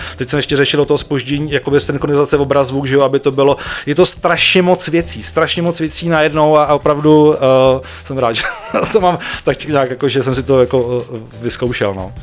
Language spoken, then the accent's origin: Czech; Ústí nad Labem, Ústí nad Labem Region, Czechia; já jsem z Ústí